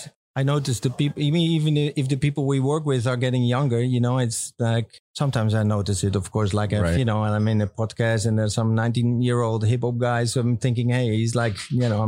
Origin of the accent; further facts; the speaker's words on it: Amsterdam, North Holland, Netherlands; also born or lived in United States; I grew up in Amsterdam. I was actually born here around the corner of this place on this canal